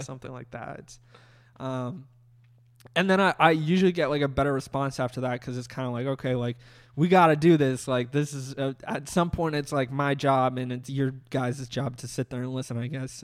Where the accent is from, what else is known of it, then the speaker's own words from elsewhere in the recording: Massachusetts, United States; moved away; I, like, produced one documentary, uh, back in my hometown. I worked for this, like, uh, school news channel